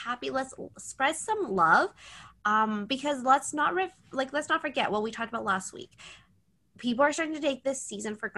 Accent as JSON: {"language": "English", "country": "Canada", "said": "I'm Canadian"}